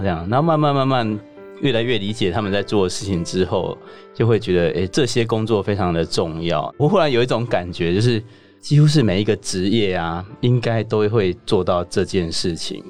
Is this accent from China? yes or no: no; southern Taiwan, Taiwan; 我是南部人